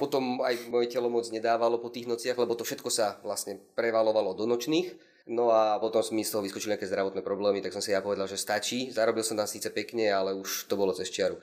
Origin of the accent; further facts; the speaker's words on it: Prievidza, Trenčín Region, Slovakia; also born or lived in Pardubice, Czech Republic; potom časom sa vlastne vrátili na Slovensko, lebo obidvaja sú z okolia Nitry, konkrétne Levíca Vrábiel, takže sa vrátili na Slovensko a potom sme už bývali v Prívidzi